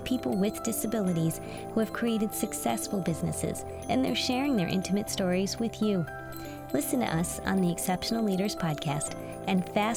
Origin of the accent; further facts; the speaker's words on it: East Coast, United States; moved away as an adult; now in Los Angeles, United States; I'm actually from the East Coast. I moved out here about 5 years ago